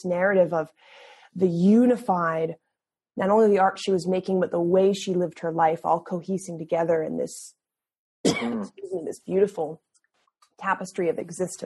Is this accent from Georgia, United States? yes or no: no; Massachusetts, United States; I studied at the University of Massachusetts in my home state